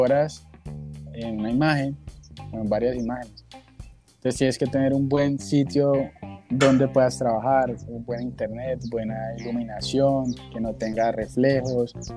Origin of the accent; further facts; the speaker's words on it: Cali, Valle del Cauca, Colombia; Yo soy caleño